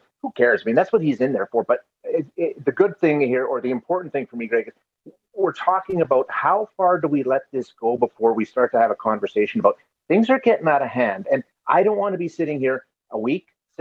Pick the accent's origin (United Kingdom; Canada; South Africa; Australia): Canada; Alberta; I'm born and raised in Alberta